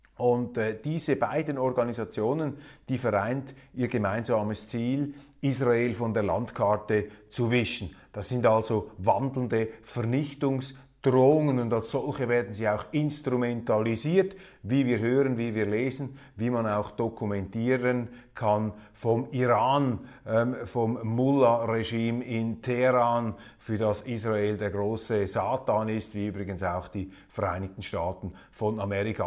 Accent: Switzerland; wir als Schweizer

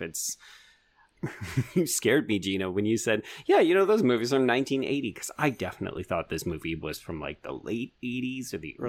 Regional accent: Canada; Like, we don't have a Canadian dream in mm-hmm. the same mode.

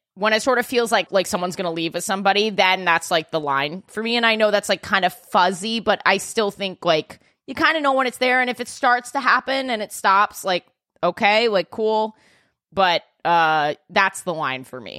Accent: New York, United States; I'm a New Yorker

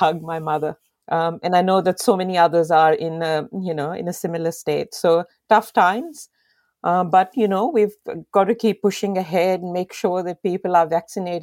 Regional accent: Pakistan; moved away as an adult; now in Australia; when I was growing up in Pakistan

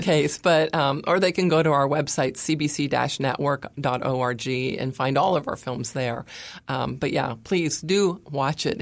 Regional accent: California, United States; I'm from California, like Caitlyn Jenner

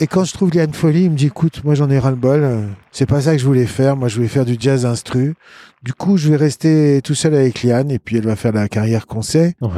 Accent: Lyon, Auvergne-Rhône-Alpes, France; also born or lived in Boston; je suis né à Lyon. Sur le rocher de la Croix-Rousse

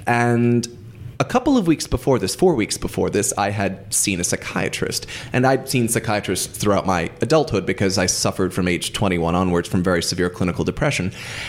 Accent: United States; As an American

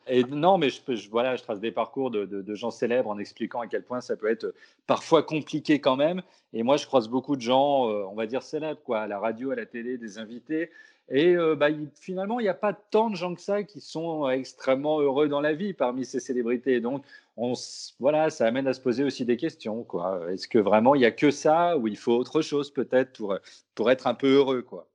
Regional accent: Brittany, France; born or raised there; also born or lived in Pessac

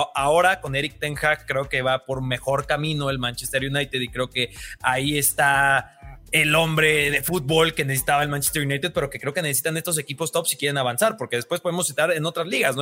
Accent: Mexico; soy de México

